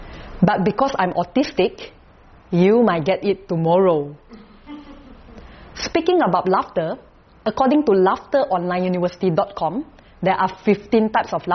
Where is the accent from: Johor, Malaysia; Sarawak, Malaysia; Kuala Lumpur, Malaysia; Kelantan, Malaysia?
Kuala Lumpur, Malaysia; I'm from Kuala Lumpur, Malaysia.